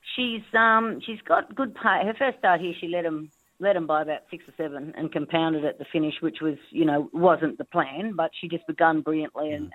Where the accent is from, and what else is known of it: Darwin, Northern Territory, Australia; born or raised there; also born or lived in Winton, Queensland